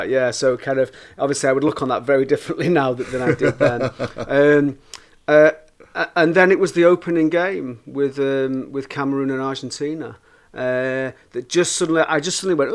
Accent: Manchester, North West England, United Kingdom; also born or lived in Leicester; I was brought up in Burnage in Manchester.

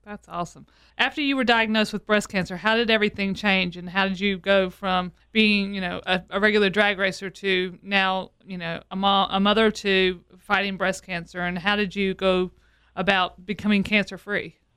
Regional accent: the South, United States; I'm from the South

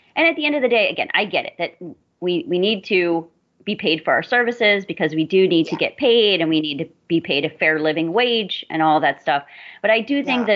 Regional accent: Southern Florida, United States; I'm from Florida. I grew up in Southern Florida

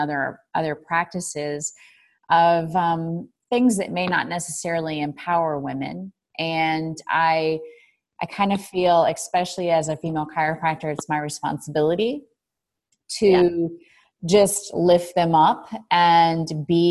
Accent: Chicago, Illinois, United States; We're from Chicago

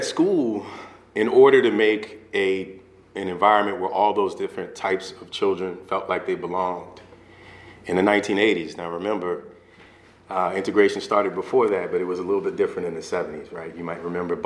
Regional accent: New Orleans, Louisiana, United States; moved away; I'm originally from New Orleans, Louisiana

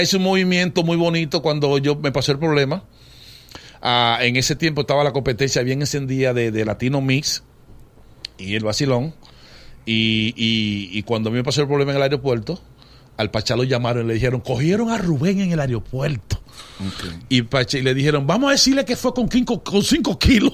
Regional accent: Dominican Republic; moved away as an adult; also born or lived in New York, United States; Yo me fui para Nueva York en el 81 y cuando tú llegas allí muy joven en los Estados Unidos y sin familia, y con responsabilidades aquí en República Dominicana

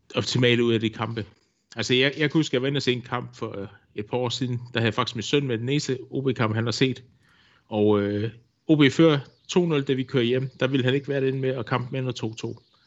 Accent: Odense, Southern Denmark, Denmark; moved away as an adult; now in Vojens, Denmark; jeg bor i Vojens. Jeg er tilflytter fra Odense, har boet hernede i 25 år efterhånden

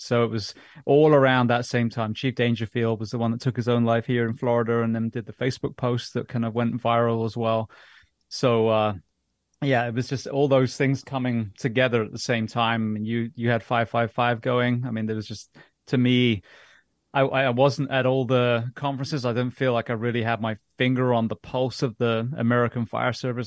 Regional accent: England, United Kingdom; moved away; also born or lived in London; growing up in England

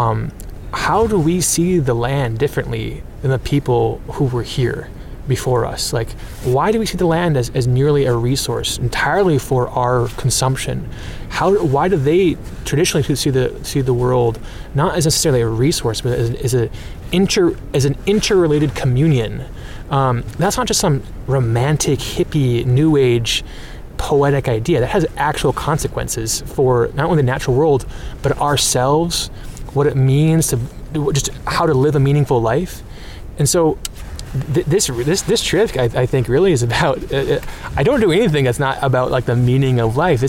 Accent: North Dakota, United States; I grew up in North Dakota, and I live on land that was taken from the Red Lake and Pemina Ojibwe

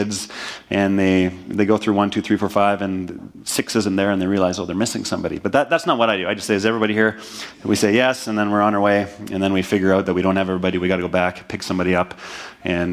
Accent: Manitoba, Canada; moved away; back to my hometown in Manitoba

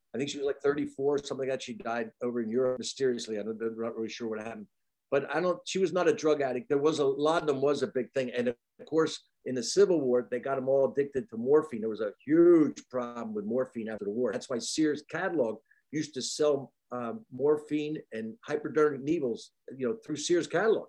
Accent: across from Wilmington, Delaware, New Jersey, United States; also born or lived in Pennsylvania / Van Nuys, Los Angeles; now in Asheville, United States; My hometown was a huge chemical factory, DuPont, and um, right across from Wilmington, Delaware.

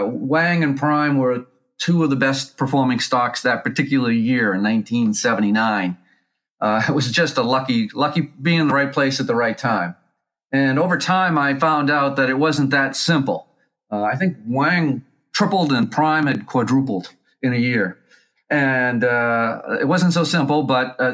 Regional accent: Lowell, Massachusetts, United States; I grew up in Lowell, Massachusetts

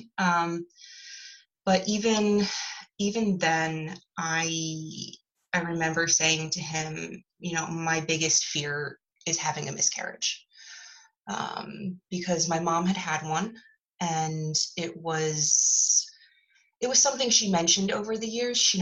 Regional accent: Philadelphia, Pennsylvania, United States; I grew up in Philly and currently live there

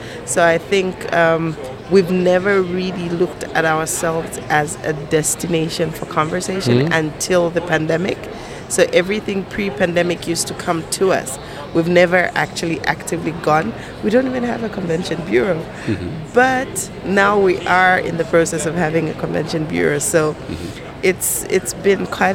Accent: Lusaka, Lusaka Province, Zambia; I come from Lusaka, Zambia.

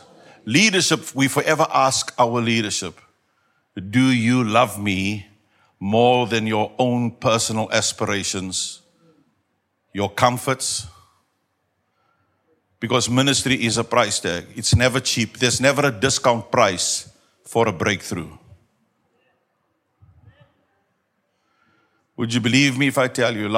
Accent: South Africa; first language Afrikaans; English is a second language; There's such an Afrikaans type of anointing upon me to express, because English is not my mother tongue

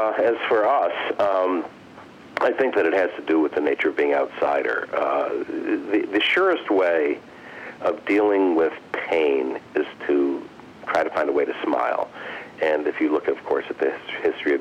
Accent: Detroit, Michigan, United States; moved away as an adult; now in New York, United States; I grew up in Detroit

